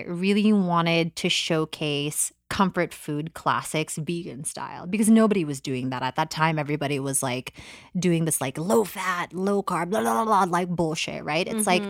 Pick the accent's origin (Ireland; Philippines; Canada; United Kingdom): Philippines; born there; But basically, in a nutshell, I was born in the Philippines, January 6, 1991.